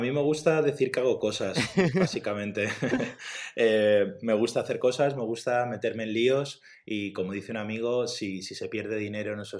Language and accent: Spanish; Madrid, Community of Madrid, Spain; De Madrid.